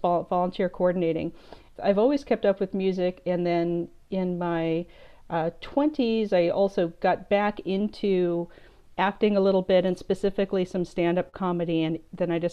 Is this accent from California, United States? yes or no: yes; Southern California, United States; I grew up in Southern California in kind of a show business TV film family